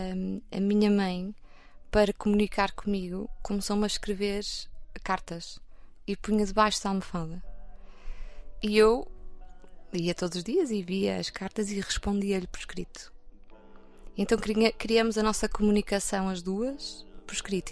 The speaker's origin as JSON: {"language": "Portuguese", "town": "Porto", "region": "Norte", "country": "Portugal", "tie": "born or raised there", "said": "eu sou do Porto, nasci no Porto, vivo no Porto"}